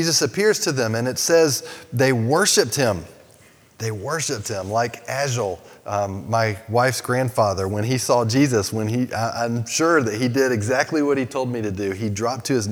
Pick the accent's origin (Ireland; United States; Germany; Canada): United States; I grew up in America